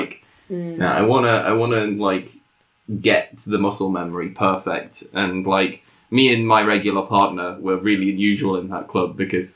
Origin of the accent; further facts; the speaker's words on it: England, United Kingdom; I'm English